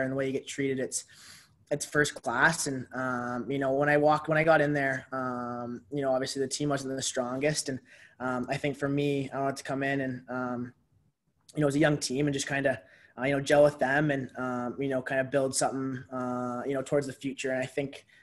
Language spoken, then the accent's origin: English; St. Catharines, Ontario, Canada; my hometown, St. Catharines, Ontario